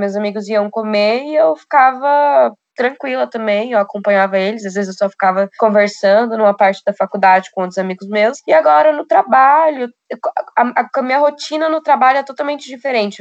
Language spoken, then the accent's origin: Portuguese; Foz do Iguaçu, Paraná, Brazil; moved away as an adult; now in São Paulo, Brazil; E eu também fui criada em Foz do Iguaçu